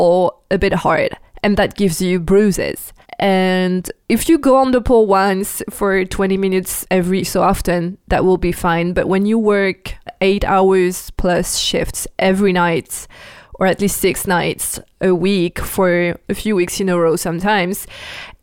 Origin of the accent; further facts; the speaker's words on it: France; English is a second language; I'm French, I'm not American, so and I sometimes have the pronunciation wrong